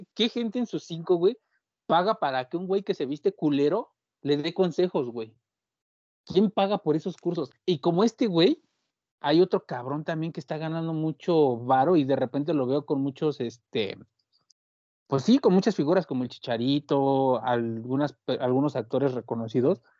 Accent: Mexico; como mexicano

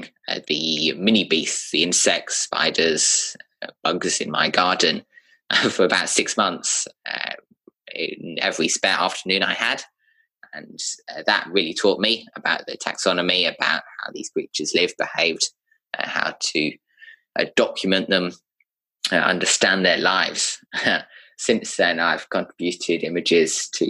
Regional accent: United Kingdom; moved away; I'm British by birth.

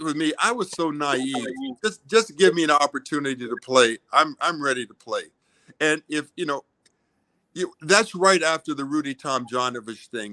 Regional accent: Washington, District of Columbia, United States; I grew up in Washington, D.C.

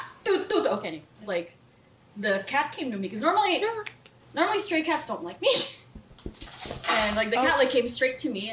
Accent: Philippines; the house that I grew up in the Philippines was on farmland.

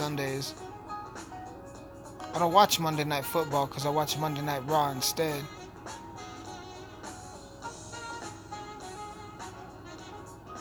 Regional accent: Alamosa, Colorado, United States; my hometown.

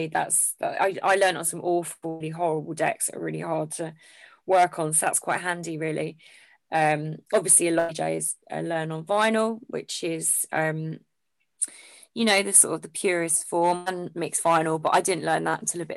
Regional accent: Essex, East of England, United Kingdom; moved away; I'm originally from Essex

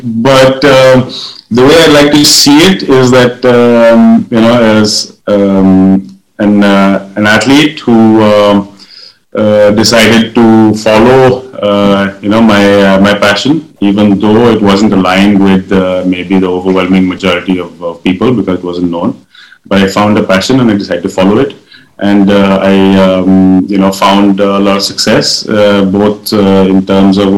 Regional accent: India; I was born in the Himalayas

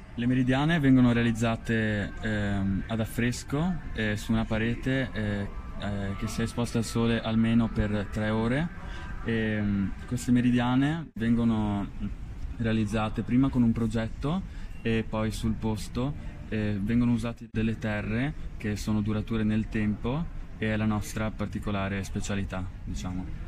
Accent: Conegliano, Veneto, Italy; siamo provenienti da, da, da Conegliano, siamo una ditta di, eh, restauri

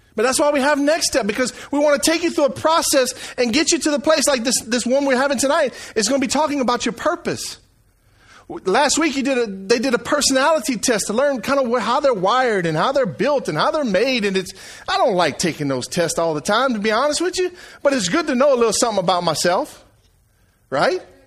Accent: Franklin, Louisiana, United States; now in Eunice, United States; I come from Franklin, Louisiana

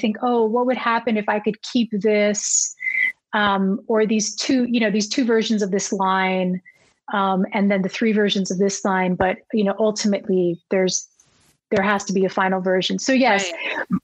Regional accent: New Jersey, United States; I grew up in New Jersey

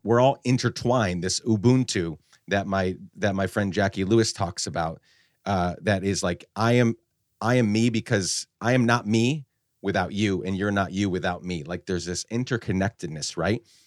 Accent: Guatemala; moved away; also born or lived in upstate New York, United States; I was born in upstate New York, but we actu-, I grew up in Guatemala

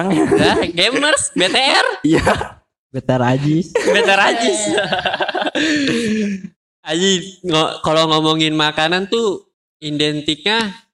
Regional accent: East Nusa Tenggara, Indonesia; Eh lu mancing-mancing mendingan ke kampung gue.

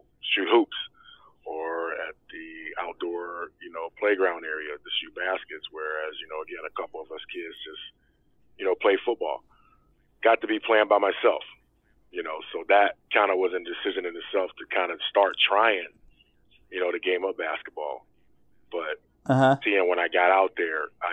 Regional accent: Cleveland, Ohio, United States; now in Cincinnati, United States; Originally from Cleveland

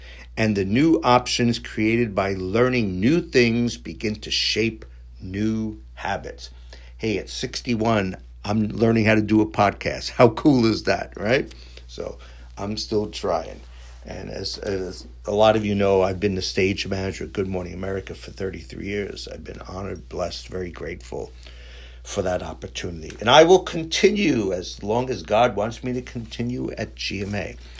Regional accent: New York City, New York, United States; born there; I was born in Astoria, Queens. Hey, you know, this is how I talk.

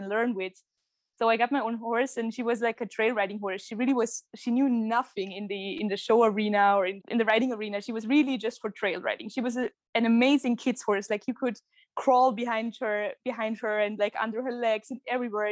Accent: near Kitzbühel, Tyrol, Austria; moved away as an adult; now in Vienna, Austria; I'm originally from Tyrol in Austria, close to Kitzbühel. But now I moved to Vienna a few months ago.

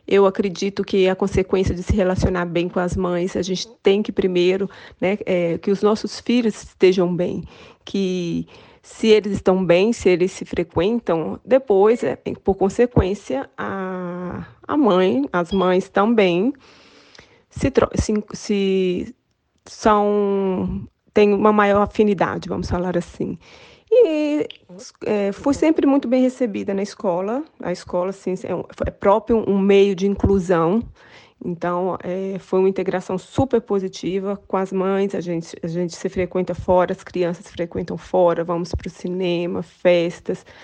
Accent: Brazil; moved away; é a minha experiência como brasileira aqui é positiva.

